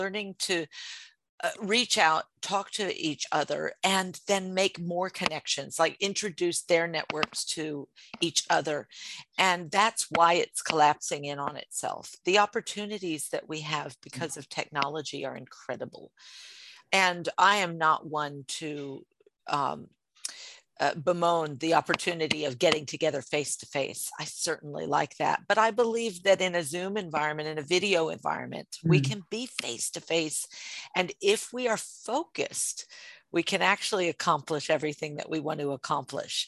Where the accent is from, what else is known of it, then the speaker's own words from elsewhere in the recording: United States; now in Sydney, Australia; I am an American living in Australia